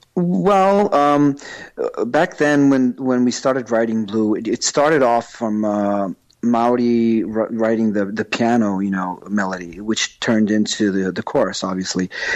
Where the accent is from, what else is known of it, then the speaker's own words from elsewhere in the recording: New York, United States; accent: New York; moved away; I've lived there for a long time, and that explains my accent from New York